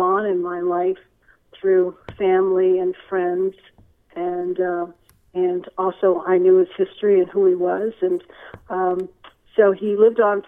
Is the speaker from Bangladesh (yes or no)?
no; Cleveland, Ohio, United States; I also grew up in Cleveland, Ohio.